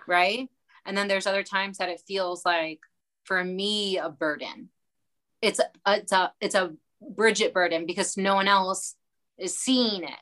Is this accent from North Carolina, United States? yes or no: no; Baltimore, Maryland, United States; I'm from Baltimore